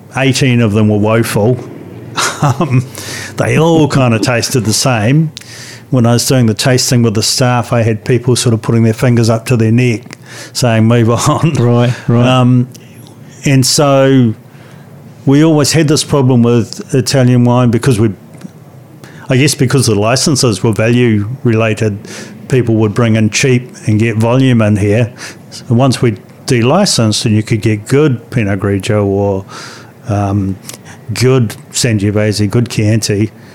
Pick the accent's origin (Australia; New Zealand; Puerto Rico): New Zealand; it's great being a New Zealander